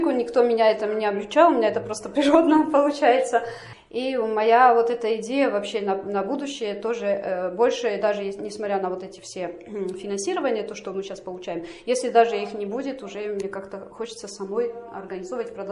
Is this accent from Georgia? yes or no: yes; Georgia; 12 э, лет у меня была своя фирма в Грузии, я сама из Грузии приехала.